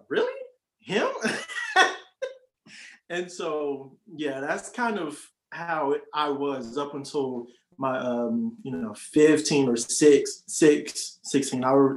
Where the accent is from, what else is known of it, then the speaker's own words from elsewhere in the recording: Riverdale, Georgia, United States; moved away as an adult; now in Columbus, United States; I'm from Riverdale, Georgia